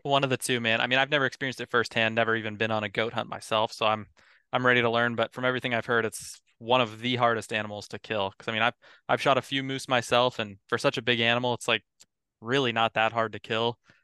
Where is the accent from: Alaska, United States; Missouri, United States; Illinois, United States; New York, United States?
Alaska, United States; Eagle River; moved away as an adult; also born or lived in Bozeman, Montana; now in Bremerton, United States; I grew up in Eagle River. It's, uh, about twenty, thirty minutes out of Anchorage area